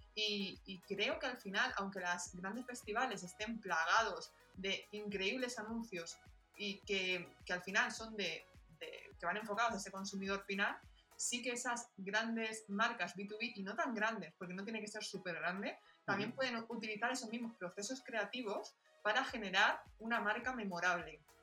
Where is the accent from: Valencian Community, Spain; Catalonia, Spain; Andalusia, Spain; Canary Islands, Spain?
Valencian Community, Spain; Alicante; yo soy de Alicante